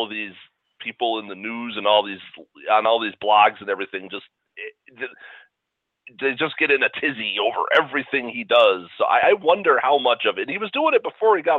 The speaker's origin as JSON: {"language": "English", "town": "Chicago", "region": "Illinois", "country": "United States", "tie": "born or raised there", "said": "when we were in grade school, growing up in Chicago sometime in the early to mid 80s"}